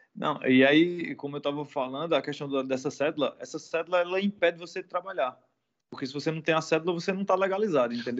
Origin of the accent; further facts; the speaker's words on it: Campina Grande, Paraíba, Brazil; moved away as an adult; now in Portugal; Sou brasileiro, vindo lá do Nordeste do Brasil, da, das regiões ali de Recife, Salvador, minha região é a Paraíba, né? Que é um dos menores estados do Brasil, situado na cidade de Campina Grande